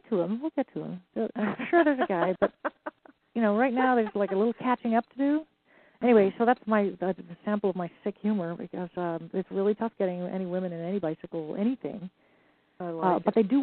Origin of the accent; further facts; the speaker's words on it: Ireland; I'm Irish